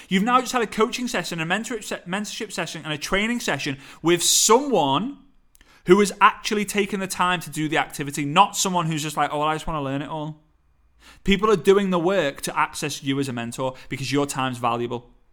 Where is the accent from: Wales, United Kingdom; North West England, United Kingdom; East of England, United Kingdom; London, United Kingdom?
North West England, United Kingdom; Liverpool; accent: Scouse; my Scouse accent